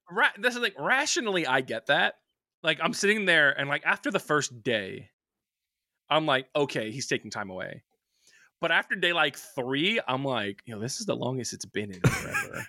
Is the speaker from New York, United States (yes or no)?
yes; New York, United States; I'm from New York